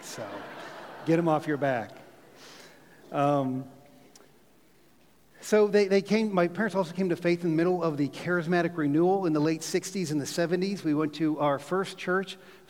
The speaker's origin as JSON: {"language": "English", "town": "Mars", "region": "Pennsylvania", "country": "United States", "tie": "born or raised there", "also_born_or_lived": "Pittsburgh, Pennsylvania", "said": "I grew up in a little town called Mars, Pennsylvania. It's about 20 miles north of Pittsburgh."}